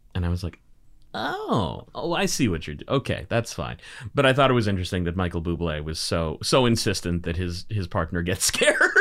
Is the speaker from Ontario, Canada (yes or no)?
no; Burnaby, British Columbia, Canada; I grew up in Burnaby, of all places.